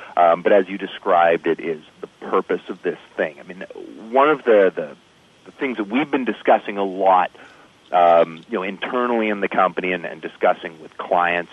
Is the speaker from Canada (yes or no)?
yes; Canada; as a Canadian